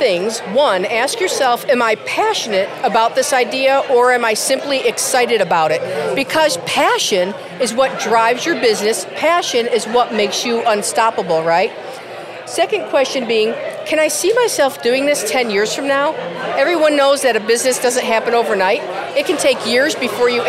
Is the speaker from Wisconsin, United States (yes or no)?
no; Chicago, Illinois, United States; now in Norman, United States; I grew up in Chicago